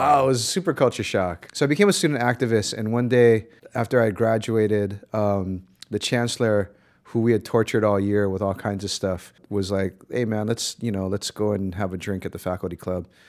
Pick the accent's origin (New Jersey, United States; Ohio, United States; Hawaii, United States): Hawaii, United States; Honolulu; moved away as an adult; also born or lived in Berkeley, California; I was born and raised in Honolulu